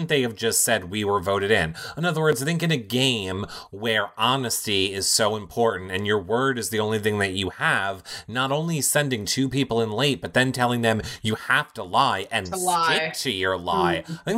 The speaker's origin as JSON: {"language": "English", "region": "New York", "country": "United States", "accent": "New York", "said": "my New York accent."}